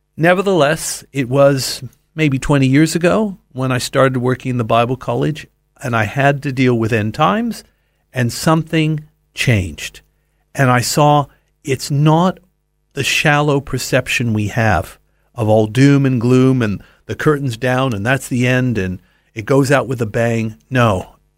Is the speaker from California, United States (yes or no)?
yes; Los Angeles, California, United States; I grew up in Los Angeles